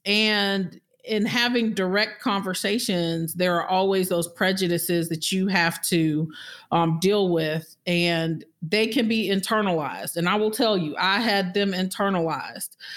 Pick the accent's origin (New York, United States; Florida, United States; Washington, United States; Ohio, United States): Florida, United States; moved away as an adult; also born or lived in Birmingham, Alabama; I'm from Florida